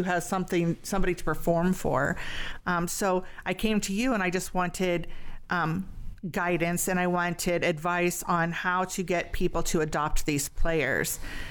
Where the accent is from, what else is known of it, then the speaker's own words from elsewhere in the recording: Barberton, Ohio, United States; 5 miles from where we grew up in Barberton.